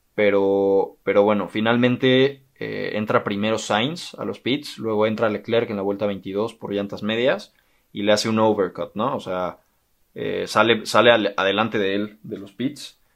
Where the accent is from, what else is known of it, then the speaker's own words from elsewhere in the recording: Mexico; los que somos mexicanos